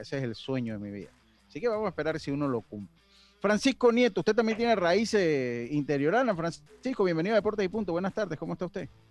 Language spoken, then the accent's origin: Spanish; Los Santos, Panama; also born or lived in Chiriquí; now in Panama City, Panama; Soy cédula siete, entonces. Y me fui muy joven allá a vivir a Panamá, yo jamás me he podido considerar capitalino, nunca y con el respeto de los capitalinos, que los, ah, eh, los estimo mucho, eh, pero yo soy santeño